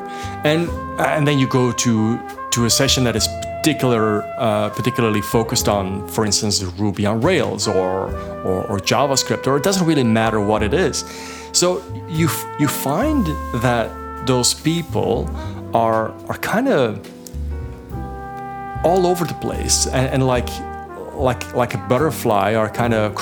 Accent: Belgium; moved away as an adult; now in Toronto, Canada; I come from Belgium

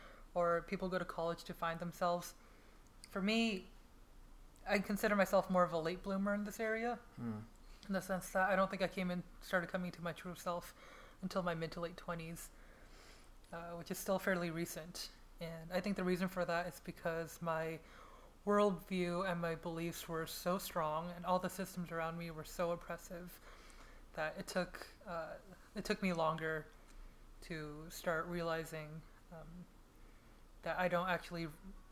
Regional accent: United States; having grown up in the United States as an American too

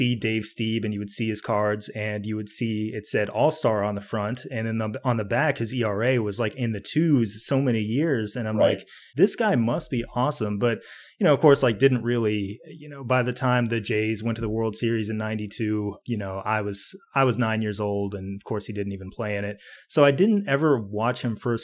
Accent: Atlanta, Georgia, United States; also born or lived in Kansas City, Missouri; I was born in Kansas City, and so I became a lifelong Royals fan by default. When I was 9, I moved to Atlanta

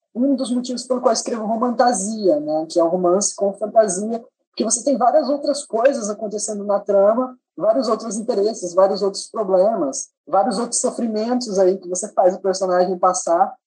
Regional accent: Mato Grosso do Sul, Brazil; eu sou nascido, criado, crescido, uh, maturado em Mato Grosso do Sul

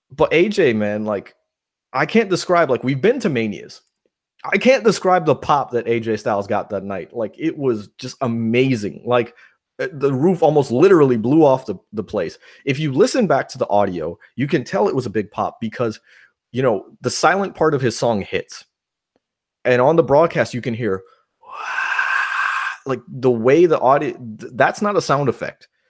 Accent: New York, United States; moved away; I'm a New Yorker.

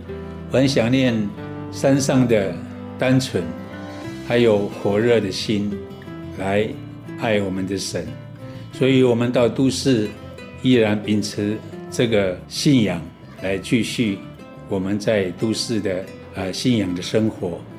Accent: Wufeng, Hsinchu County, Taiwan; now in Hsinchu, Taiwan; 啊，从民国六十九年，我就从五峰桃山部落搬到新竹市来服务。

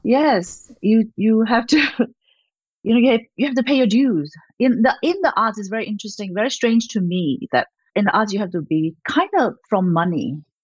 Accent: Malaysia; also born or lived in Australia; now in United States; I was born in Malaysia, a country near Singapore in Southeast Asia

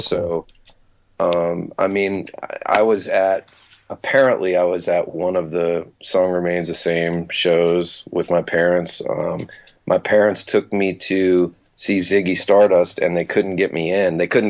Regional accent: Metuchen, New Jersey, United States; I was born in New Brunswick, Middlesex Hospital, and didn't grow up, but spent my first 5 years in Metuchen, New Jersey.

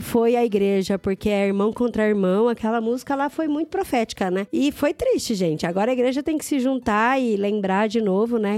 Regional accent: Brazil; moved away as an adult; vou falar português

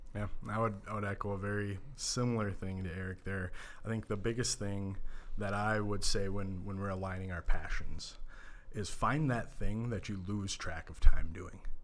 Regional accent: Minneapolis, Minnesota, United States; growing up in the Minneapolis suburbs

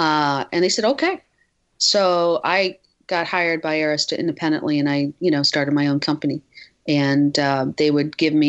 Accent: Midwest, United States; I grew up in the Midwest, and it was just, I think the energy would have been too much for, I had a house, and I, you know, deer would go in my backyard

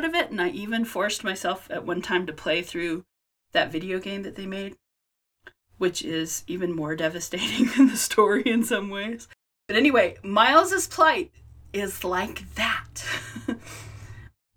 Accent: Jackson, Wyoming, United States; I was born in Jackson Hole, Wyoming

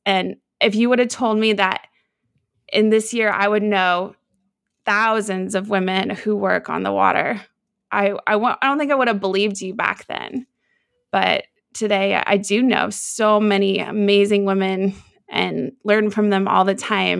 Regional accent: Seattle, Washington, United States; I grew up in Seattle, Washington

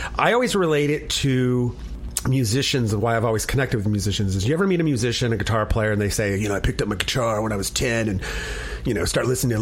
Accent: San Jose, California, United States; growing up in the Bay Area, I grew up in San Jose in the 60s

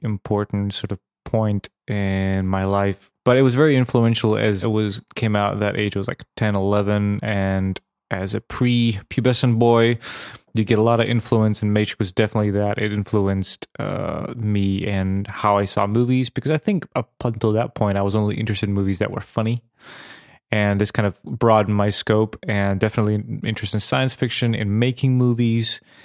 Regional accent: Serbia; now in Bratislava, Slovakia; in Serbia, even though I am Slovak nationality

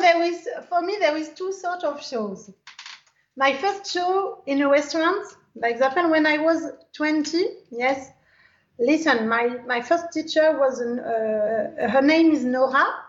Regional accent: Algeria; English is a second language; I dance Algerian dance because I am from Algerian

